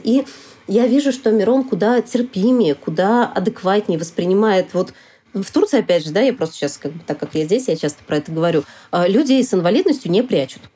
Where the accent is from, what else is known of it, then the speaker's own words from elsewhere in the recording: Samara, Samara Oblast, Russia; moved away; also born or lived in Saint Petersburg / Sochi; приезжать в гости на родину, в Самару. Я из Самары изначально сама